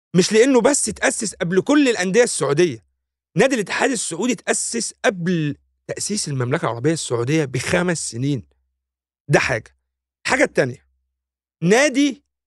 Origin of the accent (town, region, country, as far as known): Egypt